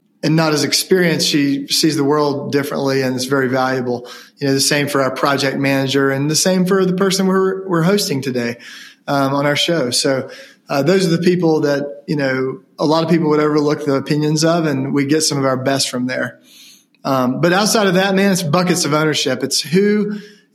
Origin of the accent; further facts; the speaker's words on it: Ashe County, North Carolina, United States; being from Ashe County